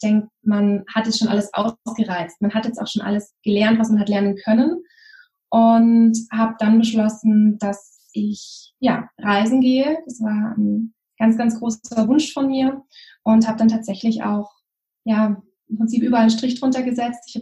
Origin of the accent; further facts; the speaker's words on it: Lake Constance, Germany; also born or lived in Munich; ganz ursprünglich, bin dort aufgewachsen und habe dann viele Jahre in München gelebt.